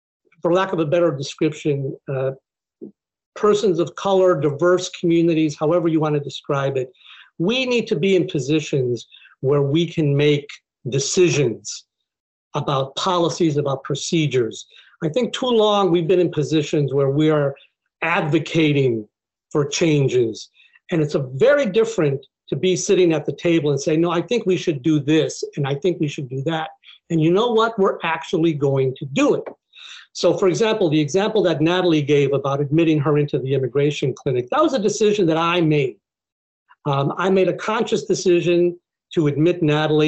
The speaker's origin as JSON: {"language": "English", "town": "Buffalo", "region": "New York", "country": "United States", "tie": "born or raised there", "moved": "yes", "said": "I grew up in Buffalo, New York, which is not a very diverse place"}